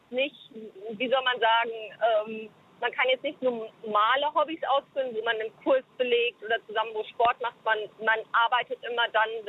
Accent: South Africa; now in Germany; Also ich bin halt Südafrikanerin, das heißt, ich werde auch wieder zurück in meine Heimat nach Südafrika gehen

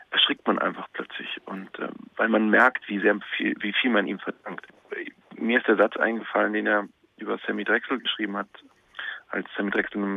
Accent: Munich, Bavaria, Germany; born there; geboren in München, also das hilft dem Dialekt jetzt auch nicht unbedingt.

